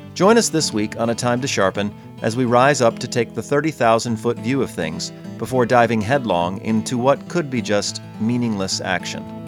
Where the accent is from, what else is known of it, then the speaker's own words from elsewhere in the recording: Michigan, United States; I'm from Michigan